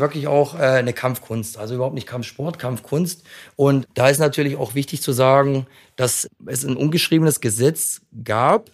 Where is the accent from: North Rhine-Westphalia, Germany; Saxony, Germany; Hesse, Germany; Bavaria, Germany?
Hesse, Germany; Frankfurt; Ich bin Frankfurter Junge